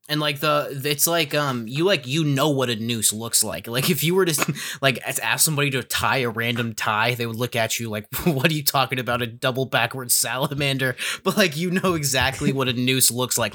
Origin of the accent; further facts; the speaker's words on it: New Hampshire, United States; I'm from New Hampshire